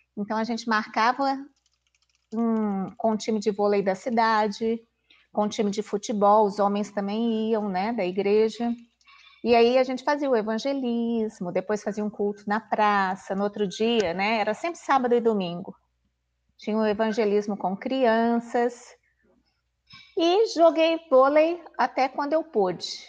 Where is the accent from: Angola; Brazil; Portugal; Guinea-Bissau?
Brazil; Belo Horizonte, Minas Gerais; eu sou aqui de Belo Horizonte mesmo, né, natural da cidade